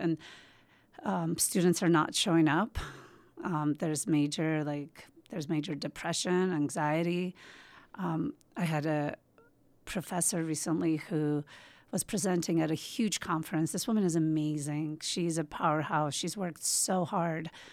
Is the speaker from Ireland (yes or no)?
no; Georgia; also born or lived in Moscow, Russia; now in United States; I was born in Georgia, but I spent, I kind of grew up between Moscow and Georgia